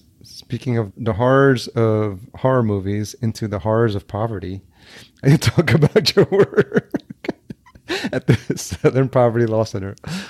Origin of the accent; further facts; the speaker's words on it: El Salvador; born there; I was born in El Salvador, but I don't look like Salvadorians because they're just like shorter.